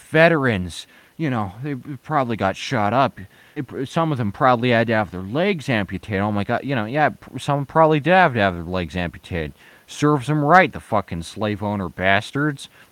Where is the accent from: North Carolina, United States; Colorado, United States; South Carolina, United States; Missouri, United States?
Colorado, United States; my, my Coloradan identity.